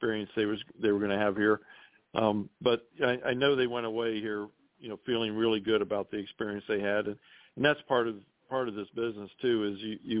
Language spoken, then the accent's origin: English; Ohio, United States; I grew up in Ohio